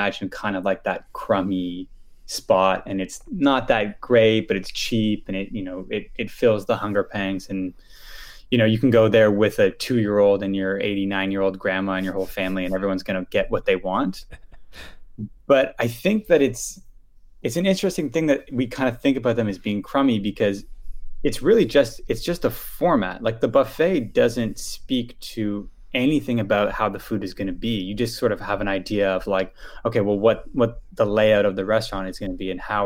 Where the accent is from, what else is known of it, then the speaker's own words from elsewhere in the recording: Ottawa, Ontario, Canada; I grew up in Ottawa